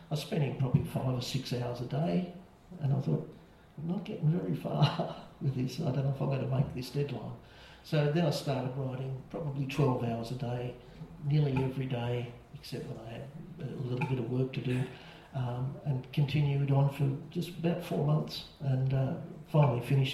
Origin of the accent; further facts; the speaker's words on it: Maitland, New South Wales, Australia; I grew up in Maitland